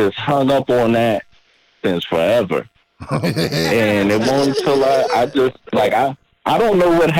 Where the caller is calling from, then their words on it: Virginia, United States; I'm …. I'm from Virginia.